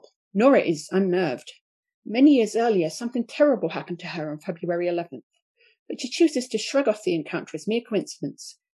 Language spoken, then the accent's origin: English; Watford, East of England, United Kingdom; Watford, which is my team from my hometown